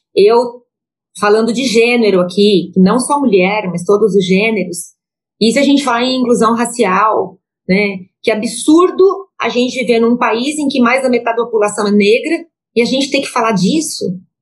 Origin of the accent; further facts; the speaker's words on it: Joinville, Santa Catarina, Brazil; sou catarinense, nascida em Joinville